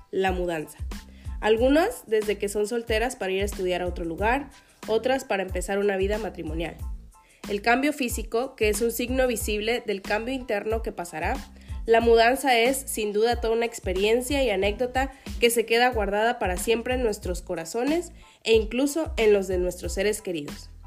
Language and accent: Spanish; Acapulco, Guerrero, Mexico; born there; also born or lived in Monterrey / Tampico; Bueno, pues nací en Acapulco, pero viví muchos años en Monterrey, pero luego me fui a Tampico